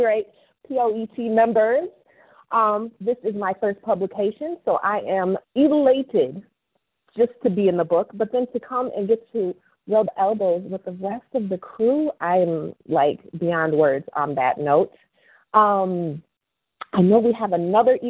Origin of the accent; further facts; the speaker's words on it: Madison, Wisconsin, United States; moved away; I will be in my hometown, Madison, Wisconsin